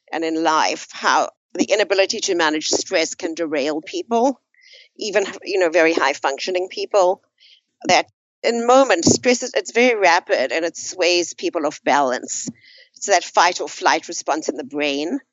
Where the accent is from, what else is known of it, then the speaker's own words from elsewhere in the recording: South Africa; moved away as an adult; I grew up in South Africa towards the last 20 years of apartheid.